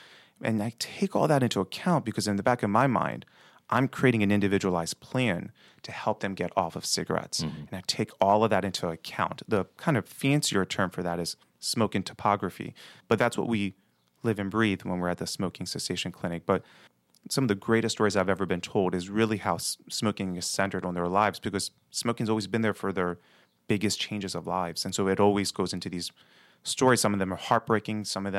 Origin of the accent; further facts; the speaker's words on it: Baltimore, Maryland, United States; I'm born and raised in Baltimore City. Grew up actually in that block away from here in the Greektown area.